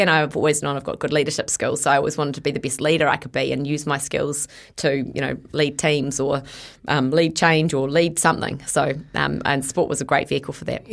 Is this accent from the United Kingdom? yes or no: no; Bombay Hills, Auckland, New Zealand; I grew up in the Bombay Hills. That's where I spent my childhood